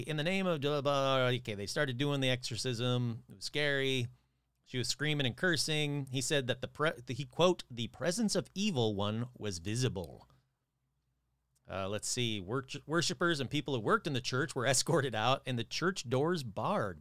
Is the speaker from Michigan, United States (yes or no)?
yes; Michigan, United States; my home state of Michigan.